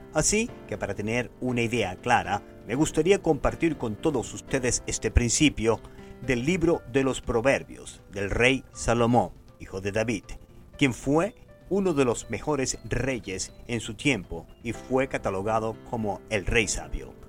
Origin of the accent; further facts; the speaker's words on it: Maracaibo, Zulia, Venezuela; moved away as an adult; now in Boston, United States; Yo soy de Maracaibo, Venezuela, la tierra del sol amado.